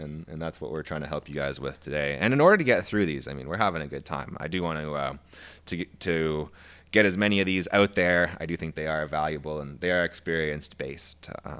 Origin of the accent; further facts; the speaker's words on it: Canada; I feel like I'm Canadian-ing it up more on the podcast than usual. Like, you know